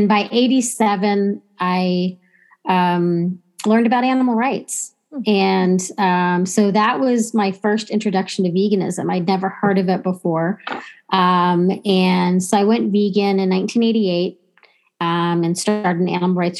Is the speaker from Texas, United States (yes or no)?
yes; Texas, United States; I grew up in Texas and my family's been in Texas since before it was Texas